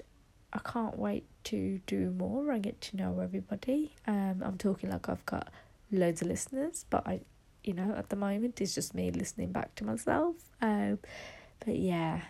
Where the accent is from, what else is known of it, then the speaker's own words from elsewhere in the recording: West Midlands, United Kingdom; I'm from the West Midlands